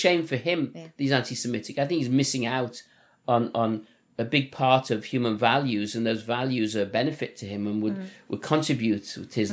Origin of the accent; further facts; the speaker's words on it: Liverpool, North West England, United Kingdom; accent: Liverpool; moved away; my Liverpool accent